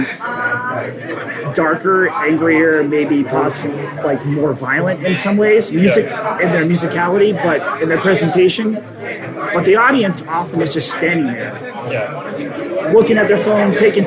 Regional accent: Rochester, United States; growing up in Rochester

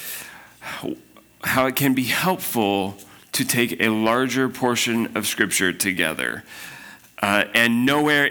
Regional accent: Spokane, Washington, United States; I'm from Spokane

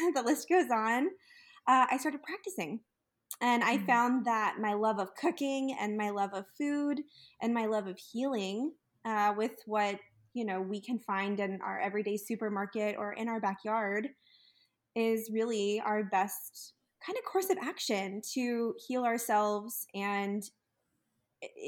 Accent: Texas, United States; moved away; also born or lived in California; growing up in Texas, I was really always surrounded by delicious Tex-Mex food

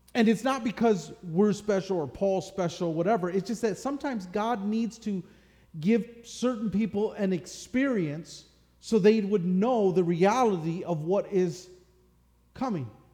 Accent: Michigan, United States; growing up in Michigan, you know, that's football country

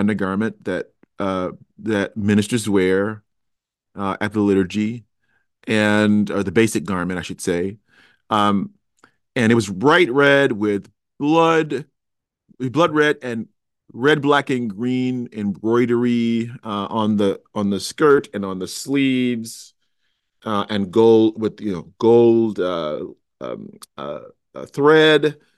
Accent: Chicago, Illinois, United States; I went to the University of Cincinnati. I'm originally a Chicagoan.

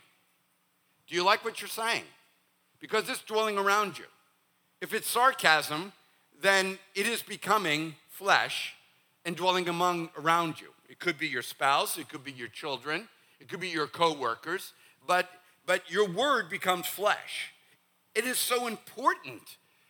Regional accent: Northeast, United States; moved away; for the Northeast, we think whenever you say, bless your heart, we think you've cussed at us

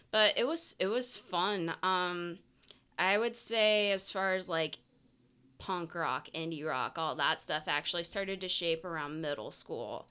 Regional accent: St. Petersburg, Florida, United States; also born or lived in Tampa; I grew up in Saint Petersburg

